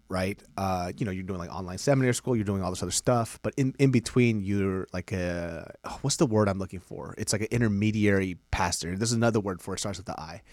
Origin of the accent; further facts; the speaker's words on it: Sacramento, California, United States; I'm from Sacramento